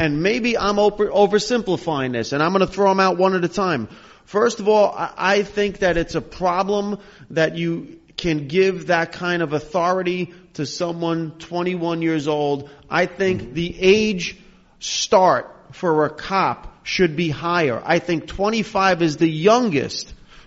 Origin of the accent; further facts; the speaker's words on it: Hackensack, New Jersey, United States; as a kid growing up in Hackensack